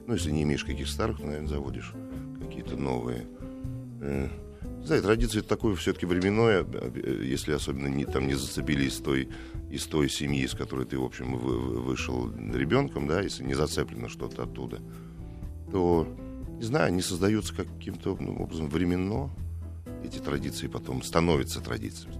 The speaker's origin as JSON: {"language": "Russian", "region": "Moscow", "country": "Russia", "tie": "born or raised there", "said": "мы это, кстати, москвичи очень любили в общагах жить"}